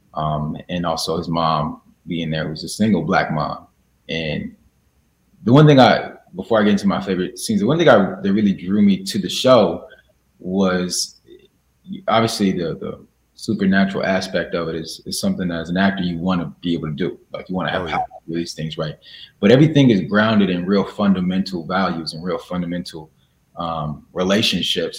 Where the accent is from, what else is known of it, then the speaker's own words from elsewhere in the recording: Chicago, Illinois, United States; also born or lived in Springfield, Illinois; I'm from Chicago. I was born in Chicago, Illinois. And I went to school there